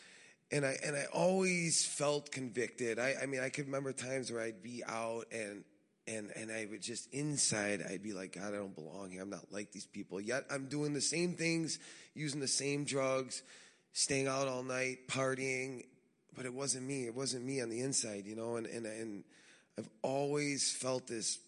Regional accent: Chicago, Illinois, United States; born and raised in Chicago to a big Italian family

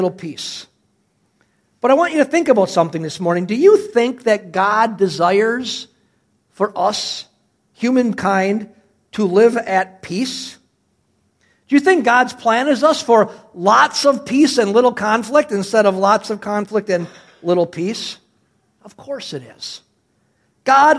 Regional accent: Cedarburg, Wisconsin, United States; as a little boy, growing up in Cedarburg, Wisconsin

